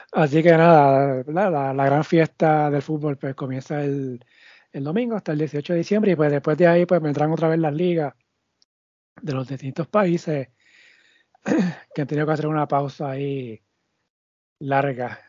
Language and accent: Spanish; Puerto Rico; Nosotros somos boricua.